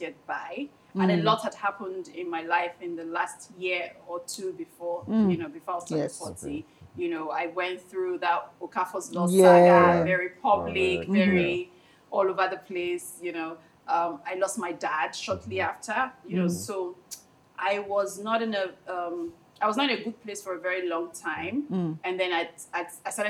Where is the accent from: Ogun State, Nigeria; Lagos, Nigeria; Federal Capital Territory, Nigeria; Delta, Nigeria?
Delta, Nigeria; moved away; I'm from Delta State